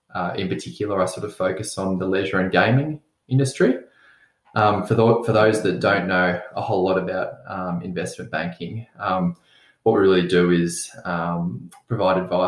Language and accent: English; Mornington Peninsula, Victoria, Australia; Growing up on the Mornington Peninsula, spending a lot of time on the beach and surfing